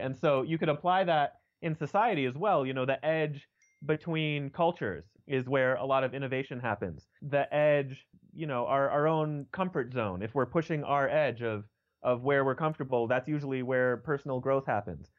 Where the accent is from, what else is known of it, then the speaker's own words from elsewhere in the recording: Denver, Colorado, United States; also born or lived in New York; So I was born and raised in Denver, Colorado, and that's, that's where I still live now